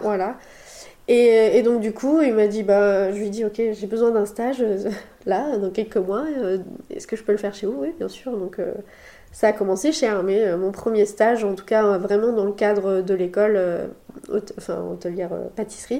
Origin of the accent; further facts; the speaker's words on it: Le Mans, Pays de la Loire, France; moved away as an adult; also born or lived in Nice; now in Bordeaux, France; je suis originaire du Mans, de la Sarthe, où euh, j'ai fait toutes mes études. Et puis, je suis arrivée à Bordeaux il y a 4 ans